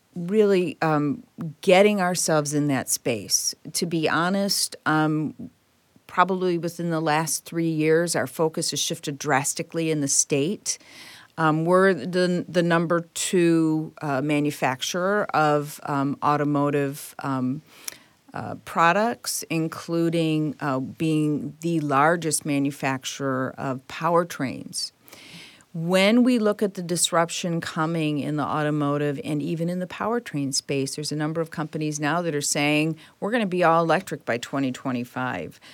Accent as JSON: {"language": "English", "town": "Detroit", "region": "Michigan", "country": "United States", "tie": "born or raised there", "said": "I was born and raised in Detroit"}